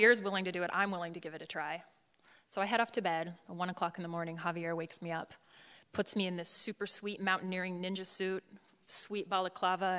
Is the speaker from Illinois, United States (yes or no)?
no; Colorado, United States; I'm from Colorado